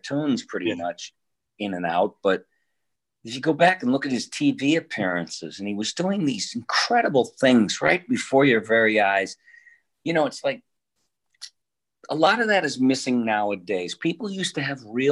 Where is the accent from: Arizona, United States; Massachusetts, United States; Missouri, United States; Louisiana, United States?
Massachusetts, United States; Boston; born or raised there; also born or lived in Detroit, Michigan